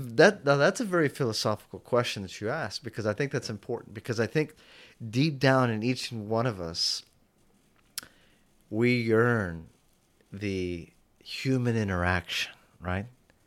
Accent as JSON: {"language": "English", "town": "Houston", "region": "Texas", "country": "United States", "said": "I come from Houston, where it takes me 45 minutes to get in and to and from"}